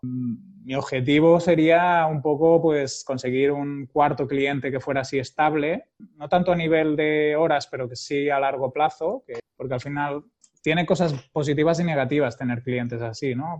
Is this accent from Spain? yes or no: yes; Barcelona, Catalonia, Spain; also born or lived in Girona; soy de Barcelona, aunque muchos años he estado viviendo en Girona y me siento bastante de, Girona.